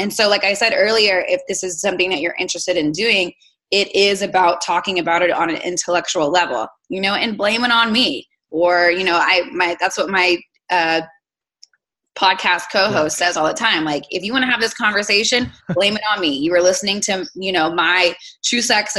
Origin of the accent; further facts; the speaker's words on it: South Texas, United States; I'm born and raised in South Texas